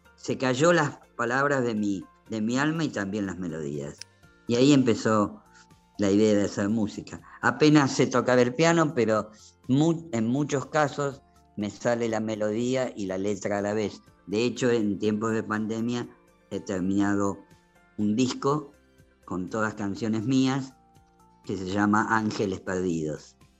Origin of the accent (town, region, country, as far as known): Argentina